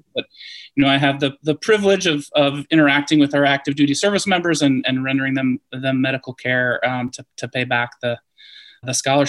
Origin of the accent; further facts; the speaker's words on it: Eau Claire, Wisconsin, United States; also born or lived in Indiana / Cincinnati, Ohio; now in San Diego, United States; I grew up in Eau Claire, Wisconsin. So up in the upper Midwest, or your neck of the woods there.